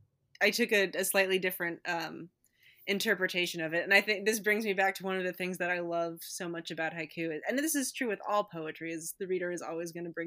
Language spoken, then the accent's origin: English; Midwest, United States; being a Midwesterner